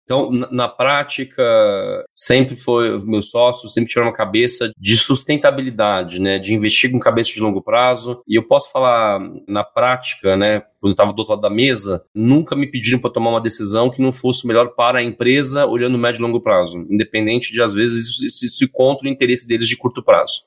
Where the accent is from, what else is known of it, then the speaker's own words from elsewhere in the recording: São Paulo, Brazil; Eu sou paulistano